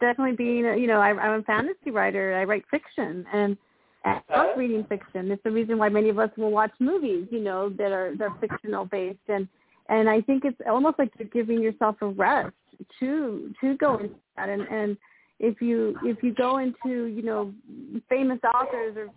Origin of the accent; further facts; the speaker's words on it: Texas, United States; my sisters and I, growing up in Texas